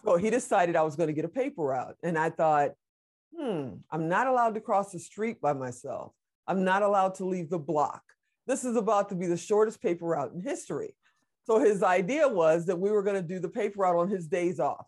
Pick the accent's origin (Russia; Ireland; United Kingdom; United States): United States; Chicago, Illinois; also born or lived in Gary, Indiana; grew up on the south side of Chicago. I was, uh, born in Gary, Indiana.